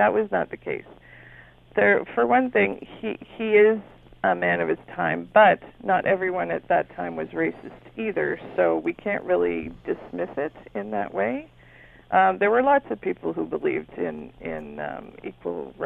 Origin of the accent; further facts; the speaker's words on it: Toronto, Ontario, Canada; growing up in Toronto